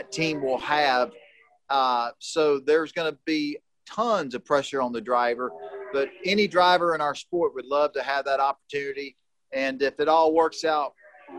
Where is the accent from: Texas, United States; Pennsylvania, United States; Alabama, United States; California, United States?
Texas, United States; moved away; my home state, Austin, Texas